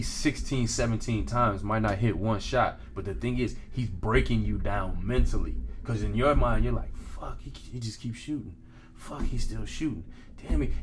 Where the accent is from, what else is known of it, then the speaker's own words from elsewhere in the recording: Houston, Texas, United States; growing up in Houston. Yeah. And being an athlete in Houston